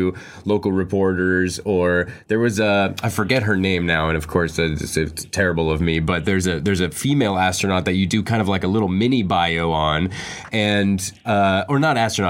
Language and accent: English; Florida, United States; Florida, I'm from Florida.